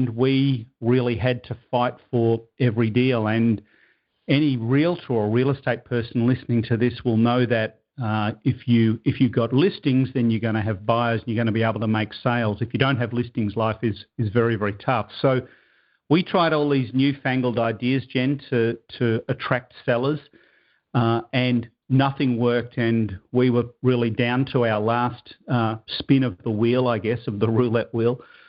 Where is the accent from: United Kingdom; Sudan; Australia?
Australia; Melbourne, Victoria; moved away as an adult; now in Toronto, Canada; I now live in Toronto, Canada. That's another story, but I'm originally from Melbourne, Australia.